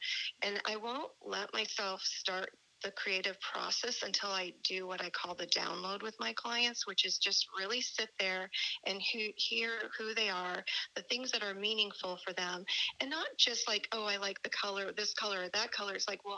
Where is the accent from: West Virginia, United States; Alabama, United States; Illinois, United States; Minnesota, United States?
Illinois, United States; Chicago; first language German; English is a second language; I was born in Chicago to immigrant German parents and lived there for a little bit with all my German relatives. In fact, my first language was German. I've forgotten it since.